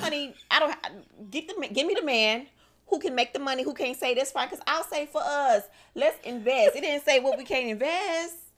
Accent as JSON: {"language": "English", "town": "Miami", "region": "Florida", "country": "United States", "tie": "born or raised there", "said": "I'm from Miami, born and raised"}